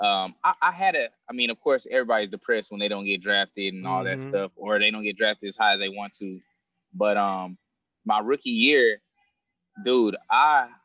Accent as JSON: {"language": "English", "town": "Dallas", "region": "Texas", "country": "United States", "tie": "born or raised there", "said": "Dallas against the Cowboys, my hometown"}